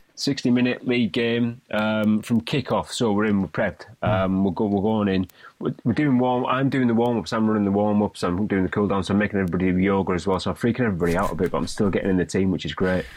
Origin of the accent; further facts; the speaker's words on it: Stockton-on-Tees, North East England, United Kingdom; we're from Teesside, yep. we're from the northeast of England, Stockton-upon-Tees.